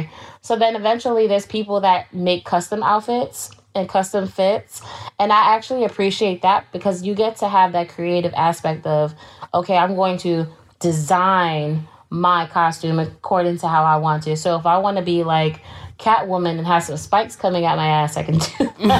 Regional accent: Queens, New York, United States; Always was traveling throughout the boroughs because I'm from Queens.

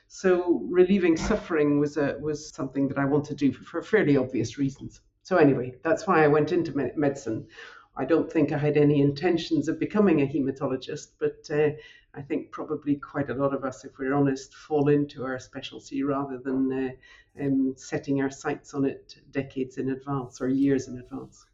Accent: north of Scotland, United Kingdom; accent: Scottish; moved away as an adult; also born or lived in London; now in Paris, France; as my accent and my name indicates, I'm I'm Scottish. I'm also French as well now. But uh, when I was growing up on a on a farm in the north of Scotland

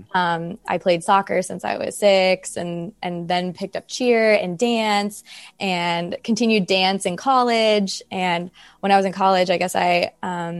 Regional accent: California, United States; I'm from California

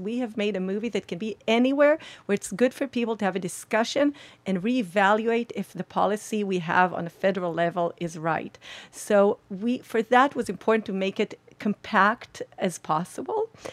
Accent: Israel; We're from Israel.

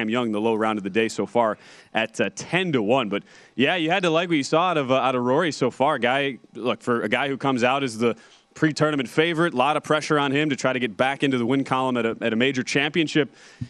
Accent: Wisconsin, United States; not too far from where I grew up there in Wisconsin.

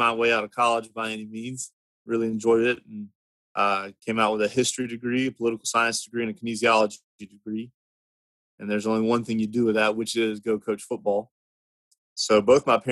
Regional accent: Birmingham, Alabama, United States; I'm from Birmingham, Alabama, originally. Grew up here

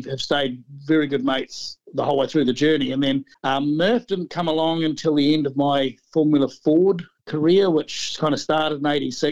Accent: Ashburton, Canterbury, New Zealand; the Ashburton Car Club, which is a little country town where we grew up in the South Island.

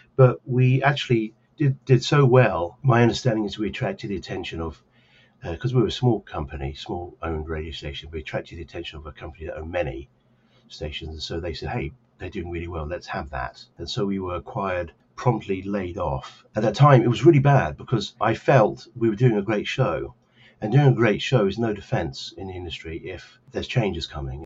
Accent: Cambridge, East of England, United Kingdom; now in New Jersey, United States; I grew up as a, a young lad in uh, Cambridge, England

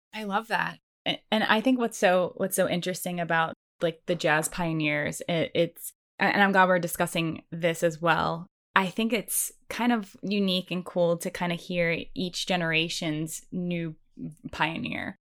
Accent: East Coast, United States; I grew up on the East Coast

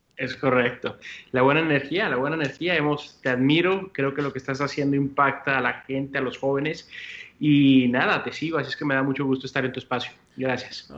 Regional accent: El Paso, Texas, United States; moved away as an adult; also born or lived in Mexico; now in Puerto Rico; ese es donde crezco, es donde, donde vivo, mi, mi, cultura

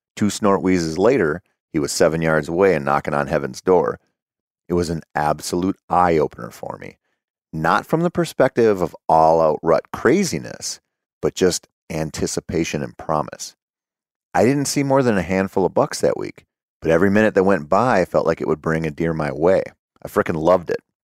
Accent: Minnesota, United States; growing up in Minnesota as a bow hunter who sucked at bow hunting

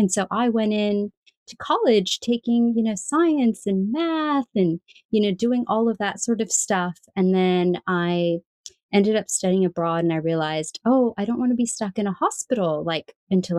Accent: California, United States; I grew up in California

